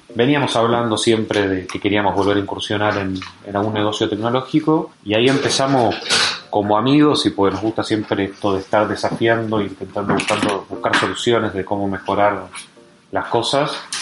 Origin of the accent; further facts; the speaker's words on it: Argentina; Yo soy de Argentina